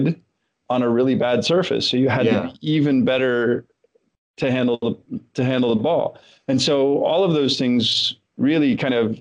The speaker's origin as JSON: {"language": "English", "country": "Canada", "tie": "born or raised there", "said": "growing up in Canada"}